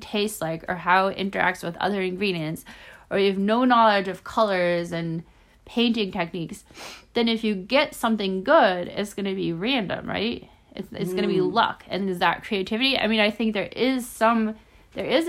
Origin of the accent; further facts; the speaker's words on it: Omaha, Nebraska, United States; I was born in Omaha